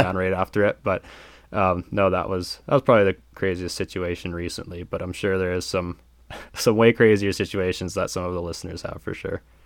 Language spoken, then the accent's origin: English; Buffalo Pound, Saskatchewan, Canada; it all started at Buffalo Pound for me